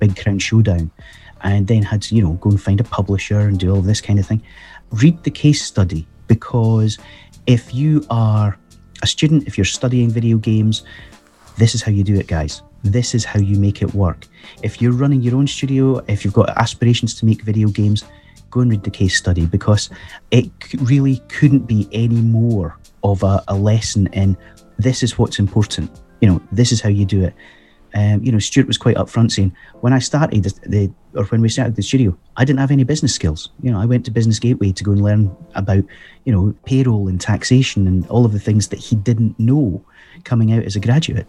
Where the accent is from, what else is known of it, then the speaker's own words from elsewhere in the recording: Scotland, United Kingdom; I'm Scottish